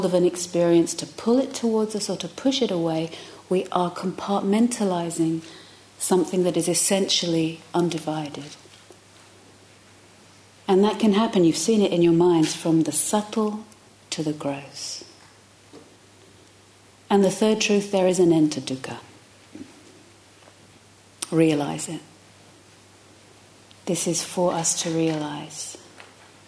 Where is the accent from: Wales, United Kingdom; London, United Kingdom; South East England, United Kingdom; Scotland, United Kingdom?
London, United Kingdom; moved away; I come from London